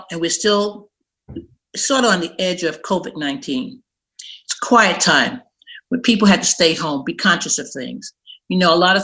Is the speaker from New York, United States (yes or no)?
yes; New York City, New York, United States; also born or lived in North Carolina; I'm born and raised in Brooklyn, New York